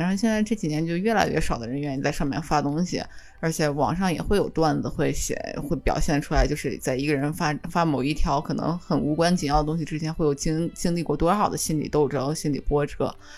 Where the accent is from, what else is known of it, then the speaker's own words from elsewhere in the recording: China; now in Japan; 他知道我是中国人